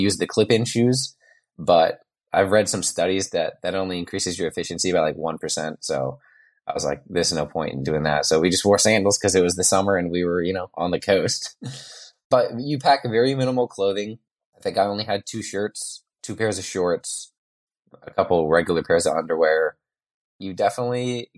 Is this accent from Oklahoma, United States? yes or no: no; Spokane, Washington, United States; I'm from Spokane, Washington, which is on the eastern side of the state